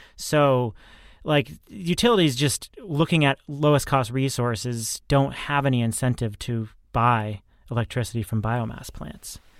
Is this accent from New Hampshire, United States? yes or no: yes; New Hampshire, United States; I grew up in New Hampshire